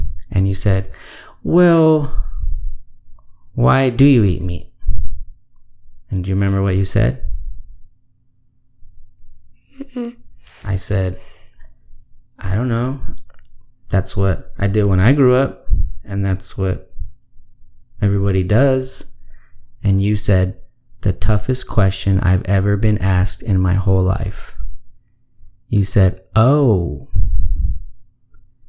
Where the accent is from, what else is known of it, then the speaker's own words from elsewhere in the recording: Austin, Texas, United States; moved away as an adult; I grew up here in Austin. And I thought it would be cool to come back here